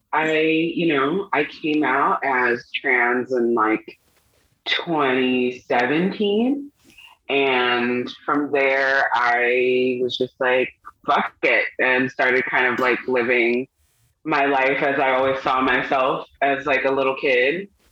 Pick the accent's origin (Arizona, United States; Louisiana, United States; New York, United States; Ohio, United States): New York, United States; Long Island; moved away; also born or lived in Brooklyn, New York; I was born in Brooklyn, um, grew up in Long Island, um, ultimately going back to Brooklyn